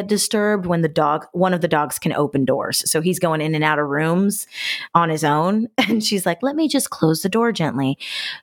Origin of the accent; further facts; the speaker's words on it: Los Angeles, California, United States; I'm going to treat my hometown like a vacation.